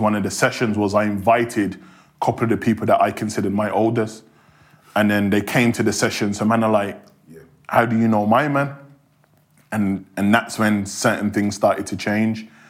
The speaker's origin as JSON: {"language": "English", "town": "Birmingham", "region": "West Midlands", "country": "United Kingdom", "tie": "born or raised there", "accent": "Birmingham", "said": "growing up in Hockley, which is right next door to Handsworth"}